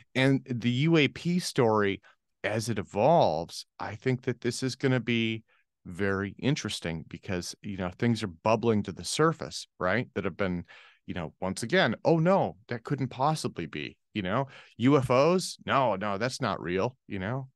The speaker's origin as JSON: {"language": "English", "country": "United States", "said": "I'm speaking as an American"}